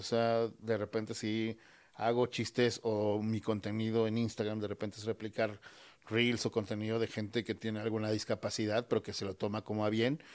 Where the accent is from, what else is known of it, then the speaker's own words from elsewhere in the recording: Mexico; todos somos mexicanos